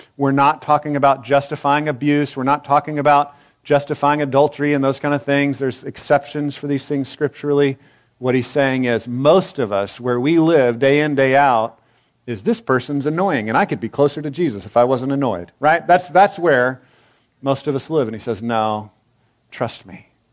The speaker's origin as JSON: {"language": "English", "region": "Texas", "country": "United States", "said": "I'm a Texan"}